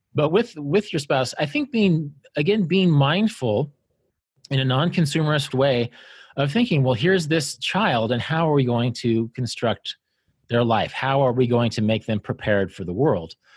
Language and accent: English; Kansas, United States; I grew up in Kansas, didn't see the ocean until I was fifteen